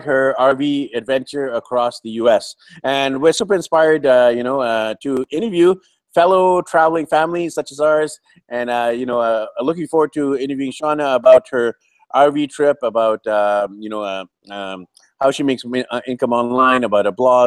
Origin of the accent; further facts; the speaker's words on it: Vancouver, British Columbia, Canada; moved away as an adult; now in Medellin, Colombia; I'm from Vancouver, BC, Canada